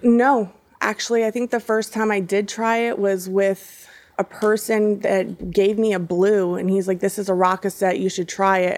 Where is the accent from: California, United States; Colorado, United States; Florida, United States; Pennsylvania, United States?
Florida, United States; Hollywood; also born or lived in Miami, Florida / Broward County, Florida; so I am a local here in Florida. You know, I, I was born in Hollywood, Florida, and, um, I was raised by my grandparents since the age of three.